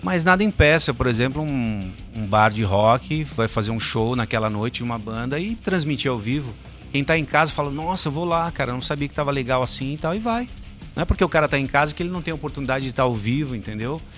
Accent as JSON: {"language": "Portuguese", "town": "Guarulhos", "region": "São Paulo", "country": "Brazil", "moved": "yes"}